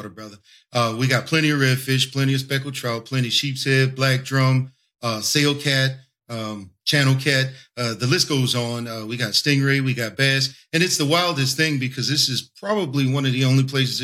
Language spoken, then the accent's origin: English; New Orleans, Louisiana, United States; Right here in New Orleans, Louisiana. Right on the line between the 3rd Ward and the 17th Ward.